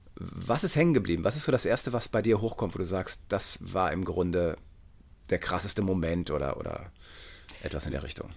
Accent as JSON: {"language": "German", "town": "Detmold", "region": "North Rhine-Westphalia", "country": "Germany", "said": "Ich komme aus Detmold, also äh, da gibt es halt nichts"}